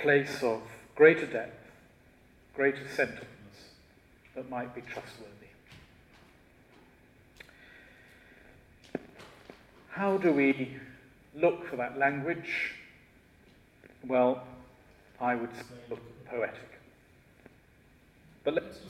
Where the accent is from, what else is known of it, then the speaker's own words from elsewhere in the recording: Shropshire, West Midlands, United Kingdom; now in London, United Kingdom; I was originally from Shropshire